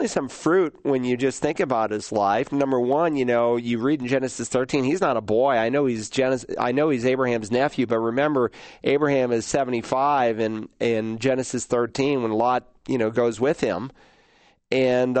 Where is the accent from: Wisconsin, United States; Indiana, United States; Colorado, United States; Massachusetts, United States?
Massachusetts, United States; Worcester; moved away; also born or lived in Lowell, Massachusetts; Born in Lowell, but moved to Worcester when I was 2 weeks old, and spent a good portion of my early years there.